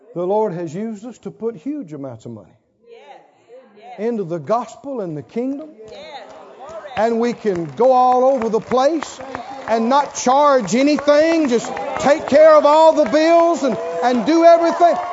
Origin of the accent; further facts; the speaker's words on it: the South, United States; I'm from the South, I'm from the country, and I know because I was reared up generations to talk negative and think unbelief